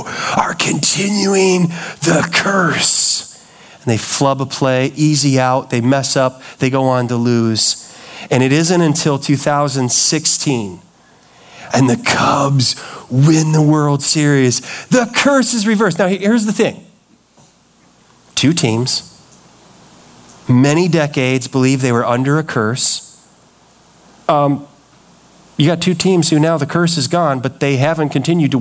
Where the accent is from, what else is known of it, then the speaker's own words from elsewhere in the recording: Chicago, Illinois, United States; I grew up in the Chicago area